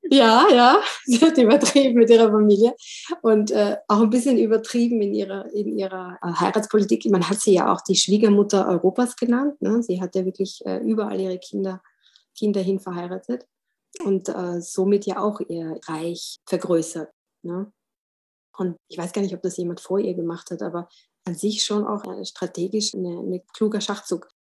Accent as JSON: {"language": "German", "region": "Vienna", "country": "Austria", "tie": "born or raised there", "said": "Als Wienerin wächst man praktisch mit ihr auf"}